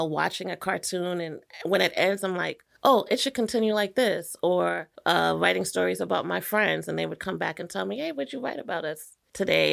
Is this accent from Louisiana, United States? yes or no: no; New York City, New York, United States; I'm from New York